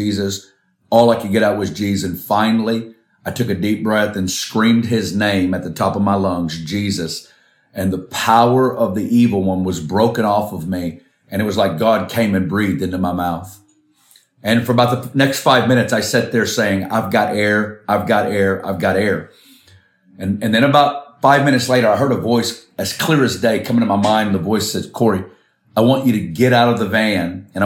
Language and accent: English; Arkansas, United States; moved away; I'm originally from Arkansas in the States